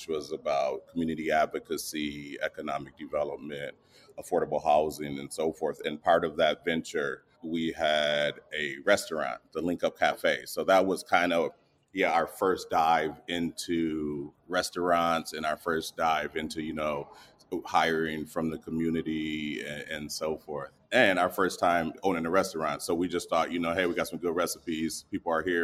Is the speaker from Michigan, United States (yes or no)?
yes; Grand Rapids, Michigan, United States; I'm a chronic entrepreneur in Grand Rapidian